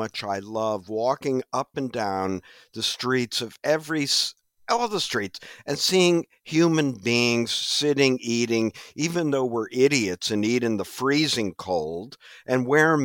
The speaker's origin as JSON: {"language": "English", "region": "Midwest", "country": "United States", "moved": "yes", "lives_now": "New York, United States", "said": "I'm from the Midwest"}